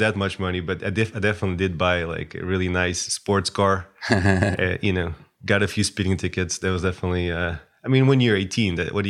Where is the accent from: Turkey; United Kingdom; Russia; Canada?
Russia; Moscow; born there; Well, I was born in Moscow, but now we like to joke on our chat that I'm from Ukraine